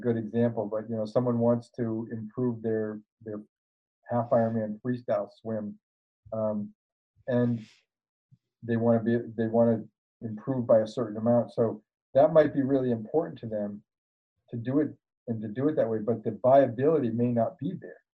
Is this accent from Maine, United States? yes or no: yes; Maine, United States; I grew up in Maine